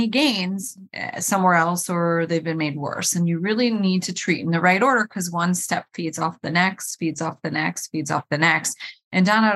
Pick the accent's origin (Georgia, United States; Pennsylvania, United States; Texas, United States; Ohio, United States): Ohio, United States; Cleveland; I was born and raised in Cleveland, Ohio